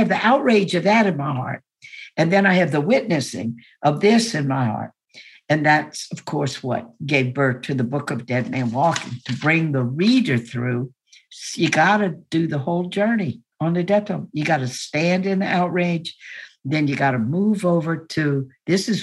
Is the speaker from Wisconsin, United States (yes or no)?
no; Baton Rouge, Louisiana, United States; when I grew up in the Jim Crow days in Baton Rouge, Louisiana, I lived in a big two-story house